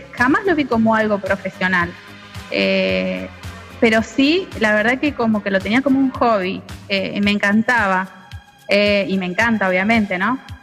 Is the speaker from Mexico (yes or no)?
no; Junín, Buenos Aires Province, Argentina; now in San Nicolás de los Arroyos, Argentina; soy argentina, eh, nací en Junín, provincia de Buenos Aires, y actualmente estoy viviendo en San Nicolás de los Arroyos